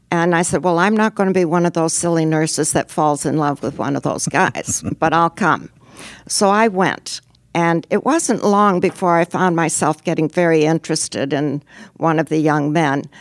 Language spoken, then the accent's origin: English; Xi'an, Shaanxi, China; born there; Yes, I was born in China. My parents were missionaries in China